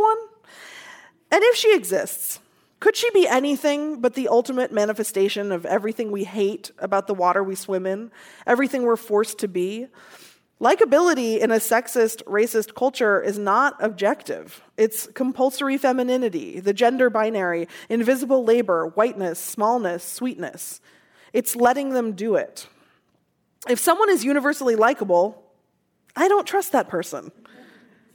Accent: Seattle, Washington, United States; growing up in Seattle

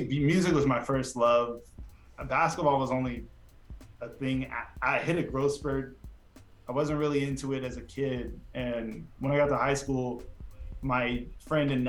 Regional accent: Portland, Oregon, United States; I grew up in Portland

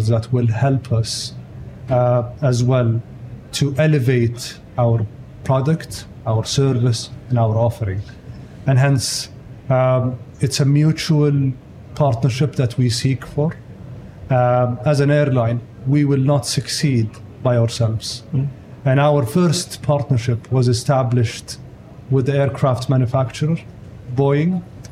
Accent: Riyadh, Riyadh Province, Saudi Arabia; I'm born and raised in Riyadh.

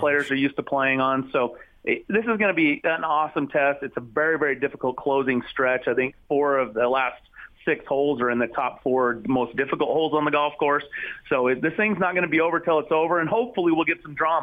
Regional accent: United States; also born or lived in Idaho / Utah; I grew up in Idaho and Utah, live here now and spent most of my time.

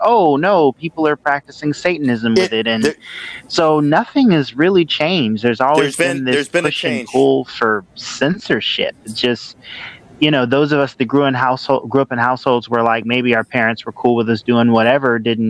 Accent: the Bible Belt, United States; I grew up in the Bible Belt

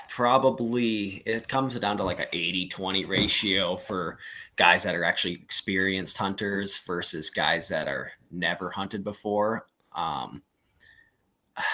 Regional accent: Montana, United States; born and raised in Montana. It's definitely my number one pick.

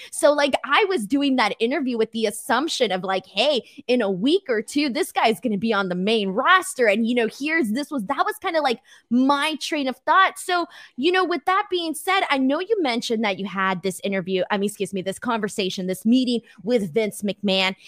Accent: Los Angeles, California, United States; I'm from Los Angeles

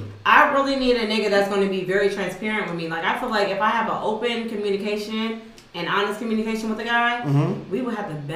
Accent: Jackson, United States; I'm from Jackson.

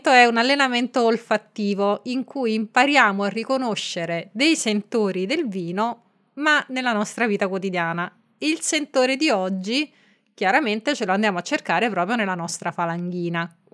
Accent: Marche, Italy; del podcast Racconti di Viaggio. Come sai io sono marchigiana e quindi vorrei chiederti che vino abbineresti a una delle ricette più gustose della mia regione, le olive alla scolana.

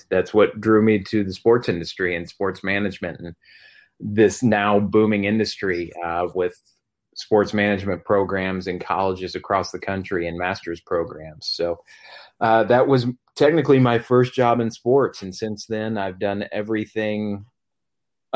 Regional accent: Missouri, United States; the town I grew up in Missouri

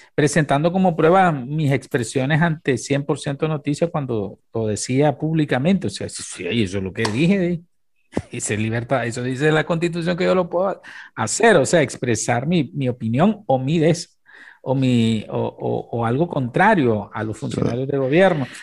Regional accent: Nicaragua; nosotros tenemos como Estado nicaragüense

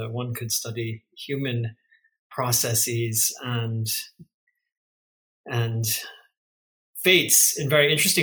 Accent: central California, United States; also born or lived in Portland, Oregon; my upbringing, which was in a small central Californian farming town

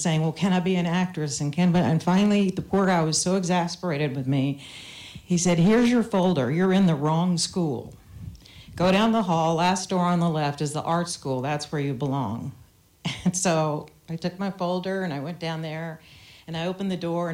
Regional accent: the South, United States; I grew up in the South

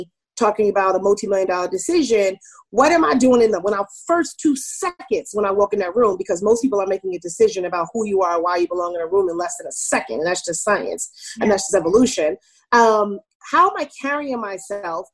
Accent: New York, United States; also born or lived in California / Germany / Maryland; I grew up in Queens, New York, mostly. I was like born in California. I lived in Germany, but most of my childhood was in New York.

